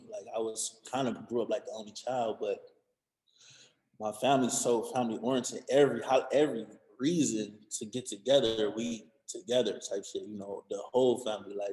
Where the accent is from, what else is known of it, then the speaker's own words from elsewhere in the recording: Cleveland, Ohio, United States; Like bitch, I'm from Cleveland.